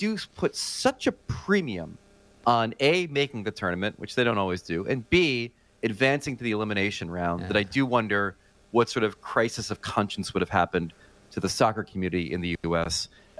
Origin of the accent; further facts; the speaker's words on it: United States; while I am a patriot, while I am an American, a rock-ribbed American underneath all this Thanksgiving chub